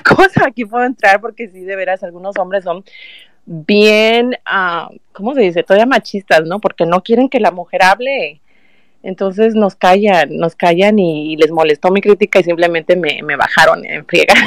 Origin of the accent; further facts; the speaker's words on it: Mexico; now in California, United States; Yo, yo soy originaria de México, y, y, vivo en California